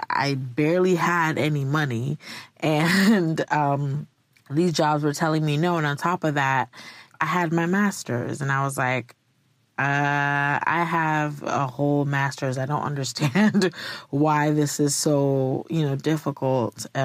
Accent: Virginia, United States; So, um, I am from Virginia. Two years ago, I was in Virginia

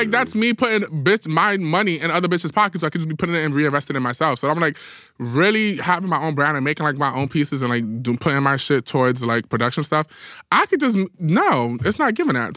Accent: New York City, New York, United States; as a New Yorker

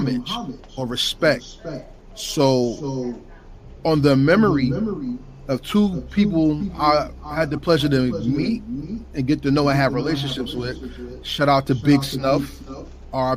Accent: New Jersey, United States; I'm from New Jersey, so shout out to the Garden State

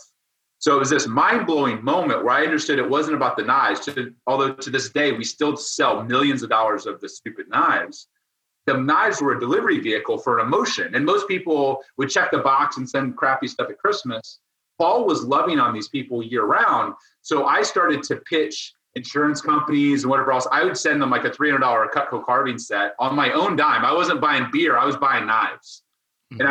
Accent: Ohio, United States; I was a farm boy. I grew up in Ohio milking goats every morning

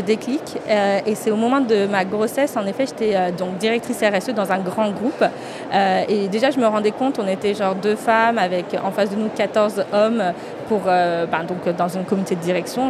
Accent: France; je suis franco-indienne, je suis née en France et mes racines sont en Inde

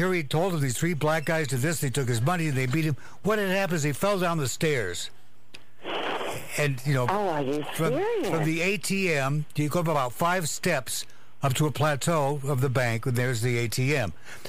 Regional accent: Walla Walla, Washington, United States; moved away; I come from Walla Walla, Washington

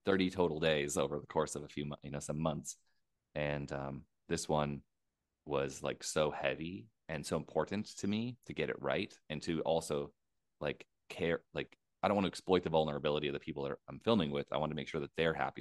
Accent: United States; moved away; I'm an American.

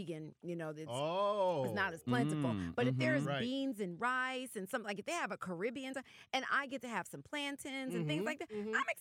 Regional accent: the South, United States; I grew up in the South

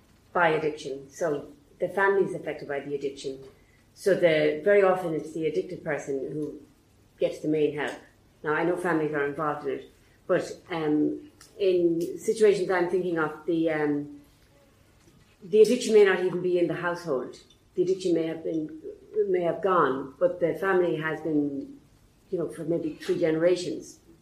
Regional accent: Ireland; as an Irish person

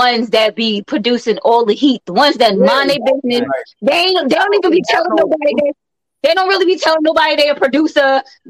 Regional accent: New York, United States; I was born in New York. My grandmother is from down south, and most people think I have a connection anyway, so I guess I am at heart a country girl.

